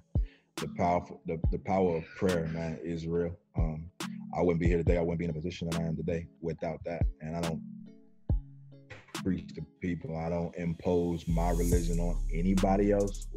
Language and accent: English; North Carolina, United States; I'm from North Carolina.